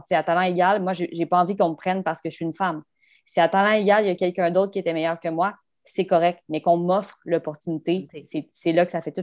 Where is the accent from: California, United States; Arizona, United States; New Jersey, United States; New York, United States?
Arizona, United States; je viens de l'Arizona ma famille tripe zéro hockey parce que en Arizona, c'était pas vraiment développé avant.